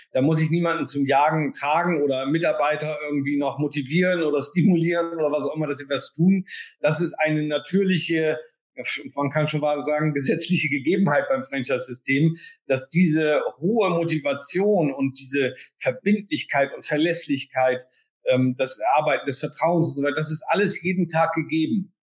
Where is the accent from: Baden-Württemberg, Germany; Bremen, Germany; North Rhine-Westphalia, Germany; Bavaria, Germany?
Bremen, Germany; als Bremer, ähm, sage ich jetzt mit ein bisschen Humor und Augenzwinkern, äh, sind wir natürlich sozusagen auch vom hanseatischen Kaufmannsgeist geprägt